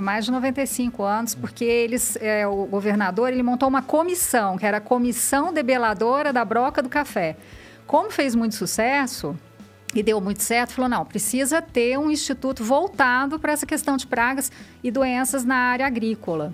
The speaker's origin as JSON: {"language": "Portuguese", "region": "Minas Gerais", "country": "Brazil", "also_born_or_lived": "Rio Claro", "moved": "as an adult", "lives_now": "São Paulo, Brazil", "said": "sou de Minas. É, vim para São Paulo fazer mestrado e doutorado"}